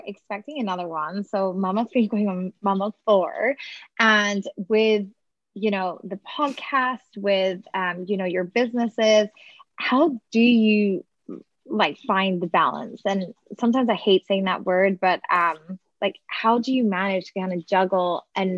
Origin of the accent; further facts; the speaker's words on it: Scotland, United Kingdom; now in Texas, United States; I'm originally from Scotland, so the UK